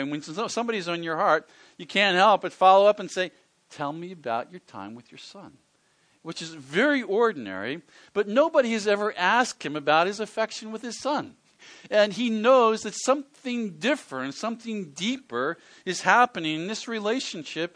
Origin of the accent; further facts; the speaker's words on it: Philadelphia, Pennsylvania, United States; I grew up in the Philadelphia area, which is on the east coast of the United States